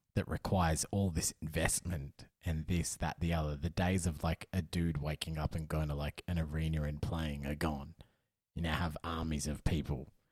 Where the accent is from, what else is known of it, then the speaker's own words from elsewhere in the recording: Australia; as an Australian